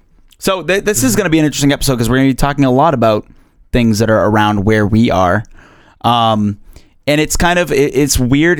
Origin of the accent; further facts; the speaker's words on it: Tewksbury, Massachusetts, United States; This 267-year-old hospital is located in my hometown of all places, Tewksbury, Massachusetts.